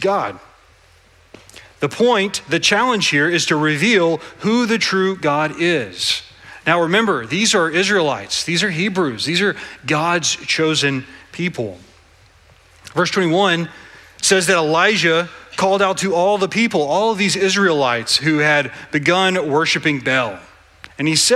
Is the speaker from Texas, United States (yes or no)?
yes; Southeast Texas, United States; I am from Southeast Texas. We say things like, I'm fixing to, and y'all.